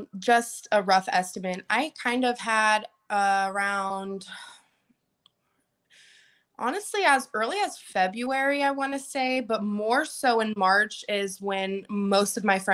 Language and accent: English; Port Charlotte, Florida, United States; That was in my hometown, Port Charlotte